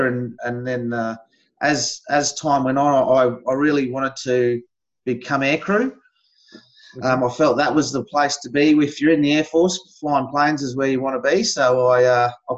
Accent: Gawler, South Australia, Australia; also born or lived in Elizabeth, South Australia / Port Augusta, South Australia / Barossa Valley, South Australia; I'm a South Australian, born and bred.

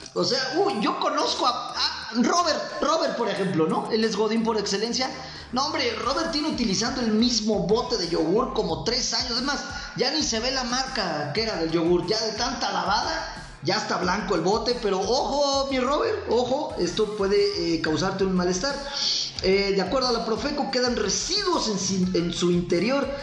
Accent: Michoacán, Mexico; usted y yo aquí como mexicanos y más como michoacanos

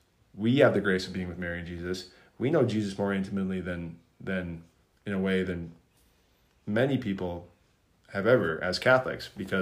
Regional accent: South Korea; I'm from South Korea.

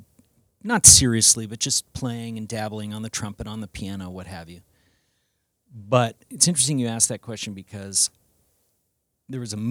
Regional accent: Arizona, United States; this young kid growing up in Arizona

